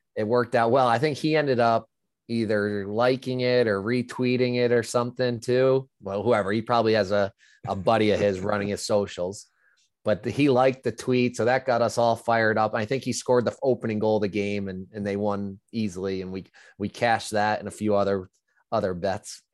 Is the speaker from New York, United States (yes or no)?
yes; upstate New York, United States; I'm a New Yorker.